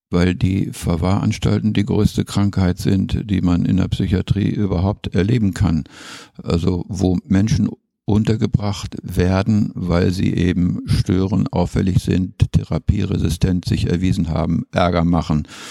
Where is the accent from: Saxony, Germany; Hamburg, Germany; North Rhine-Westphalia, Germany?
North Rhine-Westphalia, Germany; moved away as an adult; also born or lived in Schleswig; now in Bremen, Germany; Von Haus aus bin ich sturer Ostwestfale